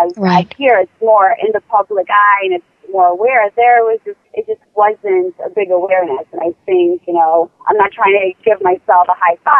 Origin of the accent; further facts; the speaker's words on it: Poland; moved away; I was born in Poland